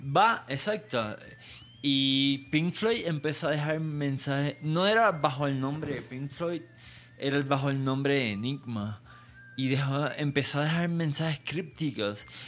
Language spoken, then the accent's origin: Spanish; Puerto Rico; now in Mexico; no soy mexicano, soy puertorriqueño